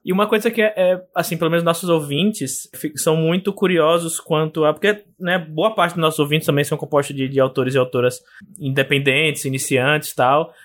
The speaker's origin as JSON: {"language": "Portuguese", "town": "Aracaju", "region": "Sergipe", "country": "Brazil", "tie": "born or raised there", "said": "no meu, no meu estado natal, em Sergipe, na cidade de Aracaju"}